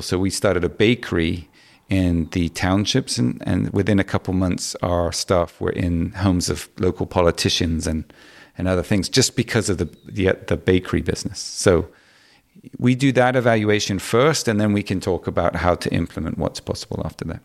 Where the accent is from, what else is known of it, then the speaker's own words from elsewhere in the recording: Hong Kong; I grew up in Hong Kong